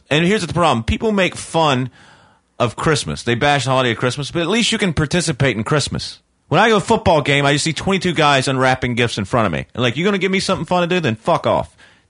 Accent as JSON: {"language": "English", "town": "Charlotte", "region": "North Carolina", "country": "United States", "tie": "born or raised there", "moved": "yes", "said": "I'm from Charlotte originally, North Carolina."}